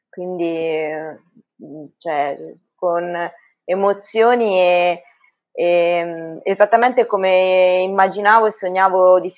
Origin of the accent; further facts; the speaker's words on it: Ancona, Marche, Italy; sono anconetana, eh, abito al Conero, e classe 78, e sono personal trainer